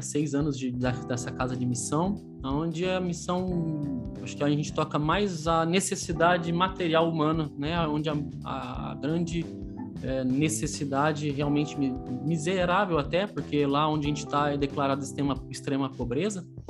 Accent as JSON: {"language": "Portuguese", "town": "Campinas", "region": "São Paulo", "country": "Brazil", "said": "eu que sou de Campinas"}